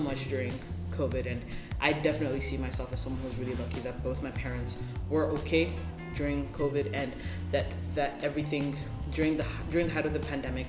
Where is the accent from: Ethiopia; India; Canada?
Ethiopia; also born or lived in Zambia; now in Malaysia; I grew up in Ethiopia, one of the countries that's been considered the hungriest